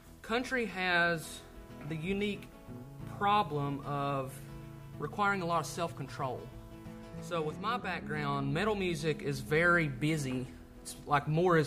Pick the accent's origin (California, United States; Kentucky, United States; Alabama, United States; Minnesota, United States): Kentucky, United States; Pikeville; I was born in Pikeville